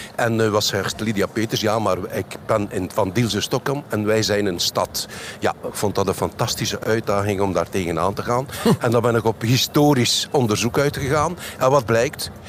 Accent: Lombardsijde, Flanders, Belgium; een van die deelgemeenten is Lombardside. is ook mijn geboortedorp

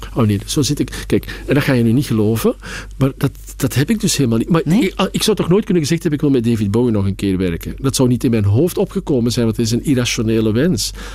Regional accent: Belgium; now in Amsterdam, Netherlands; ik ben gewoon een echte Belg

